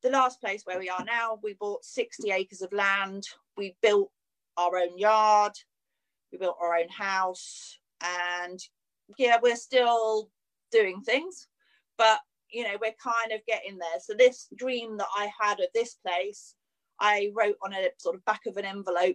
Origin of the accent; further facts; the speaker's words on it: Cornwall, South West England, United Kingdom; moved away as an adult; also born or lived in Sussex / London; I moved from Cornwall, moved to Sussex, worked in London for a little while. And then I met John, met my husband, and life gets turned upside down when you kind of meet your life partner, doesn't it? And then, so we moved back to Cornwall.